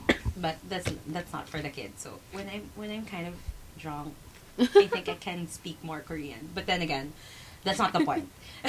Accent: Philippines; where are you from? So, we said, Philippines.

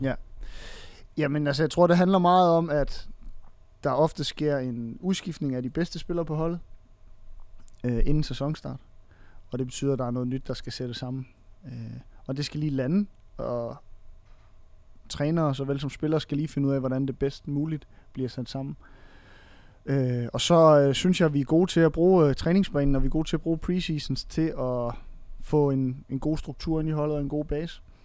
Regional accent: Funen, Southern Denmark, Denmark; jeg kommer fra Fyn af

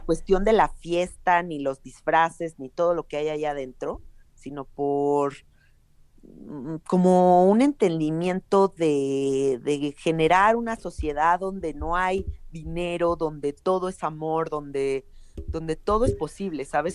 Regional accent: Mexico City, Mexico; yo nací en la Ciudad de México y toda mi vida he vivido acá.

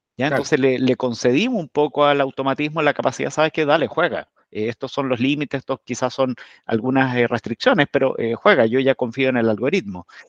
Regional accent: Chile; emprendedores chilenos

